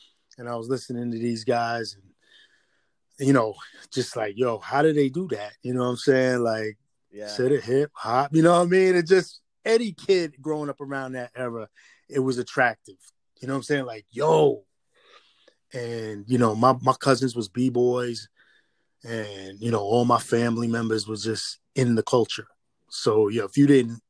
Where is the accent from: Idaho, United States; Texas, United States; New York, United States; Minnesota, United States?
New York, United States; Amityville; moved away as an adult; also born or lived in Brooklyn, New York; now in Queens, New York, United States; when I grew up, man, out there in Amityville